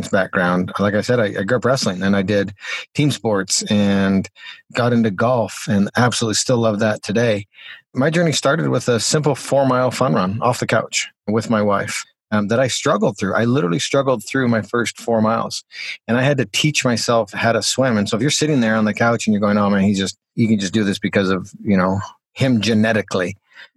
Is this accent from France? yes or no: no; Calgary, Alberta, Canada; I'm from Calgary, Alberta, Canada, and Calgary's kind of world famous for the Calgary Stampede